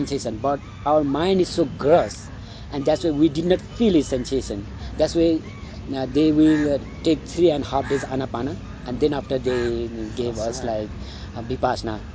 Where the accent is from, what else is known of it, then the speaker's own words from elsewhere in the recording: Sindhupalchok, Bagmati, Nepal; also born or lived in West Bengal, India; I'm from Nepal. My hometown is Sindhupalchok, but I born in India, West Bengal.